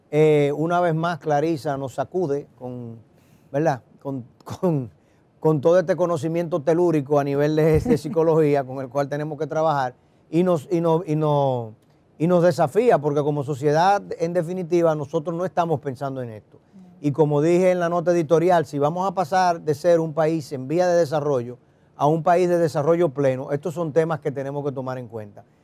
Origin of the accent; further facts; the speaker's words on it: Dominican Republic; los puertorriqueños, al igual que los dominicanos, solo somos todos caribeños eh, y hablamos español, de las pocas islas en el Caribe que hablan español. Hay más islas que hablan inglés o francés o papiamento que español, pero eh, en términos de cantidad de personas, obviamente nosotros somos los, más populosos, los eh, dominicanos